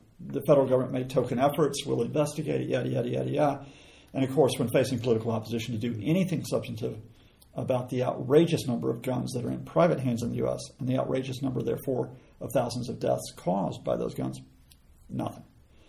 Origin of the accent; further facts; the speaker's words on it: Alabama, United States; moved away; I grew up in Alabama, where there are Confederate flags flying in many places.